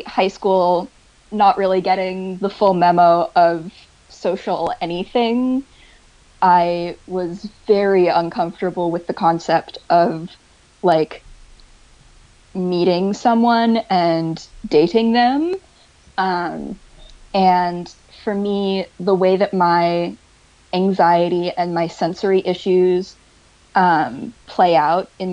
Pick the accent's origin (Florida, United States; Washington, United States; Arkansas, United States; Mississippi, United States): Washington, United States; 2 hours north of Seattle; now in Haifa, Israel; my hometown. I'm from, like 2 hours north of Seattle